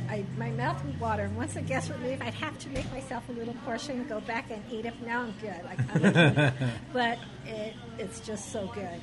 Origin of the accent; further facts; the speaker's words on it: Los Angeles, California, United States; also born or lived in El Sereno / Alhambra / West Covina; now in Whittier, United States; I grew up in Boyle Heights, City Terrace. I think I was telling you earlier, I lived in several communities, El Sereno, Alhambra, West Covina.